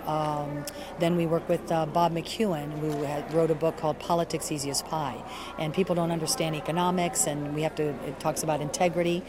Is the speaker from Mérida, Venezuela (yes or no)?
no; Caracas, Capital District, Venezuela; now in United States; I'm not from here. I'm actually from Caracas, Venezuela.